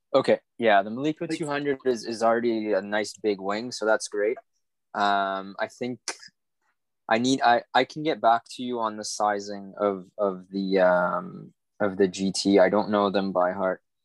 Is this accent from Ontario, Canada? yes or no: no; Montreal, Quebec, Canada; moved away as an adult; now in Martinique; I'm living in Martinique at the moment, which is in the Caribbean. I'm from Montreal before